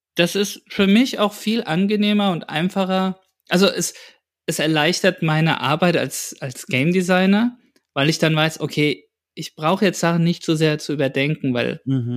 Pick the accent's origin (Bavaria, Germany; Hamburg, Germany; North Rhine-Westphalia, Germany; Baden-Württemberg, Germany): Bavaria, Germany; Aschaffenburg; hier in meiner Heimat, in der Heimat in Aschaffenburg